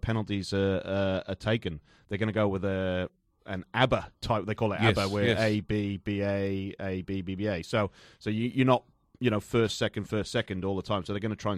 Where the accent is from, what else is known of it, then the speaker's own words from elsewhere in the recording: Newport, Wales, United Kingdom; where I'm from Newport in South Wales